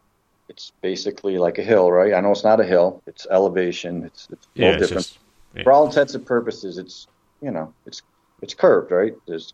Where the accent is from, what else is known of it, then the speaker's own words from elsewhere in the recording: Michigan, United States; also born or lived in Boston; Yeah, I moved to Michigan. Okay. I'm originally from Michigan.